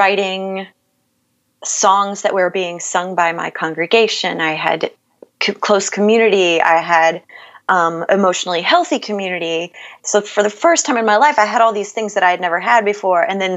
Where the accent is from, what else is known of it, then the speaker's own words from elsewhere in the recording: Bible Belt South, United States; moved away as an adult; I grew up in the Bible Belt South